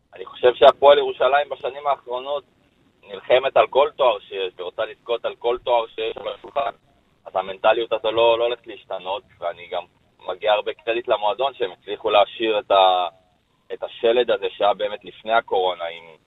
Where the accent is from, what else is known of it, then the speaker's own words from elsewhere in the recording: Jerusalem, Jerusalem District, Israel; אני גדלתי בירושלים.